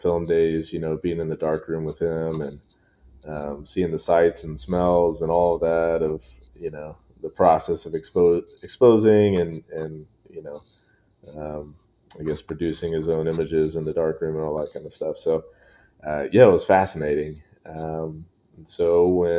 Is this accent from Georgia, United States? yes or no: no; Columbia, South Carolina, United States; now in Memphis, United States; I was born and raised in Columbia, South Carolina.